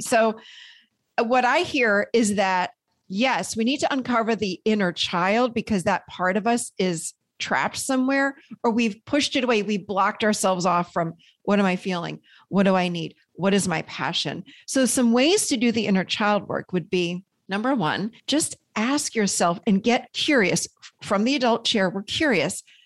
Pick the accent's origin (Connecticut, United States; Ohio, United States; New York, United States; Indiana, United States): New York, United States; Rochester; also born or lived in Nashville, Tennessee; now in North Carolina, United States; I grew up in Rochester, New York, so in a snowbank, really, in the winters.